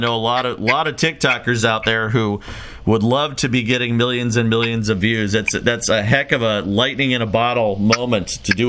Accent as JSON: {"language": "English", "town": "Chicago", "region": "Illinois", "country": "United States", "tie": "born or raised there", "moved": "yes", "lives_now": "Quad Cities, United States", "said": "I grew up in Chicago."}